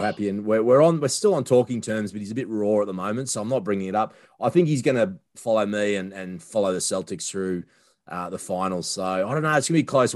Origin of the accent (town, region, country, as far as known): Sunshine Coast, Queensland, Australia; born or raised there